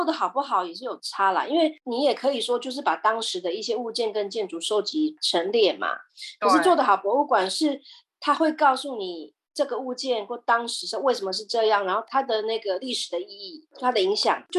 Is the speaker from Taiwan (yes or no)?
no; Netherlands; Chinese is a second language; 可是我为我来讲印象很深刻，是因为它是跟我们荷兰人有关。